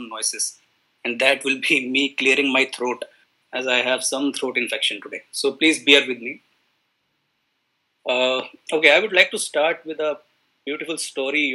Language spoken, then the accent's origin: English; India; I am from India